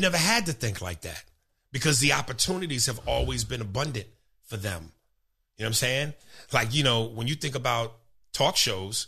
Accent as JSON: {"language": "English", "region": "New York", "country": "United States", "also_born_or_lived": "New Jersey", "said": "I'm from New York. This is home."}